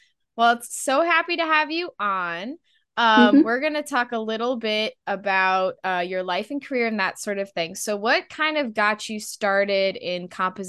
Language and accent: English; Buffalo, New York, United States; I'm from New York, but not your side of New York. I'm from Buffalo, New York